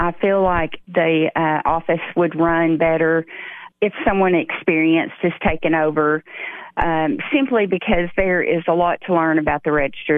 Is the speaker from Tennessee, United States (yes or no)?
yes; Putnam County, Tennessee, United States; I was born and raised in Putnam County